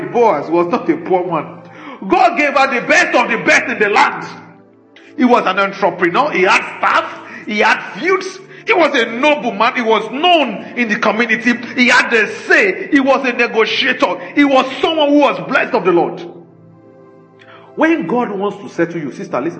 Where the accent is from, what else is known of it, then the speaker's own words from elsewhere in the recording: Nigeria; we didn't make ourselves Nigerians. We were just born like